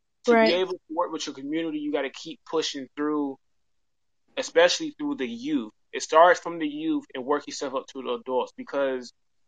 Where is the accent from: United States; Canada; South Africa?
United States; Atlanta, Georgia; I'm from Atlanta, Georgia